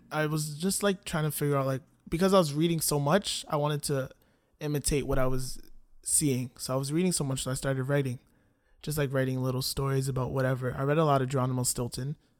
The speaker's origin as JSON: {"language": "English", "town": "Toronto", "region": "Ontario", "country": "Canada", "tie": "born or raised there", "also_born_or_lived": "Scarborough / North York", "said": "Okay, so I grew up in Toronto. I was born in Scarborough, and then me and my family moved to North York"}